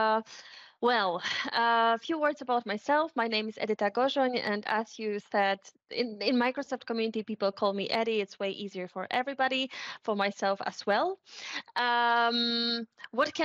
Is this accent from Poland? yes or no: yes; Poland; moved away; also born or lived in Warsaw; I'm from Poland, lived in that times in Warsaw